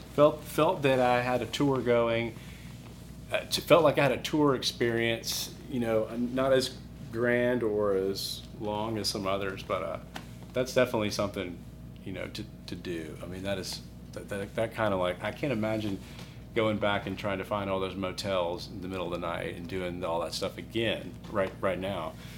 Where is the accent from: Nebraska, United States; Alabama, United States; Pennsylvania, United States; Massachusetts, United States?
Alabama, United States; Birmingham; also born or lived in Colorado / Chicago; I'm from Birmingham. Went to high school here